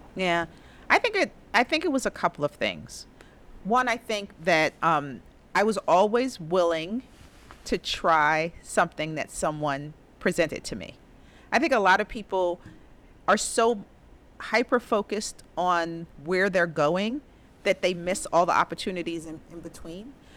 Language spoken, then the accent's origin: English; New York City, New York, United States; also born or lived in Harlem, New York City; I grew up in the Bronx, attended the Bronx High School of Science